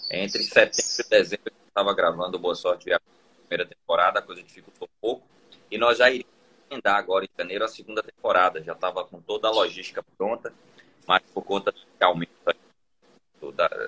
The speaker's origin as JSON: {"language": "Portuguese", "town": "Guanambi", "region": "Bahia", "country": "Brazil", "lives_now": "Salvador, Brazil", "said": "E eu saí de Guanambi há cerca de talvez dez anos que eu deixei Guanambi."}